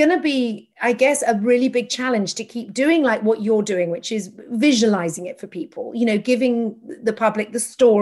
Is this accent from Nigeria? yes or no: no; England, United Kingdom; now in United States; an English person living in America